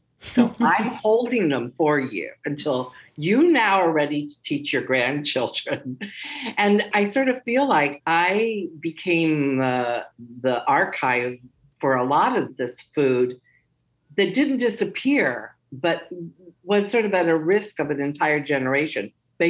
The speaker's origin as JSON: {"language": "English", "region": "Hawaii", "country": "United States", "tie": "born or raised there", "said": "Conversely, growing up in Hawaii, I know what a pineapple tastes like. Yeah. You know, I've never had a pineapple like the pineapples I grew up with."}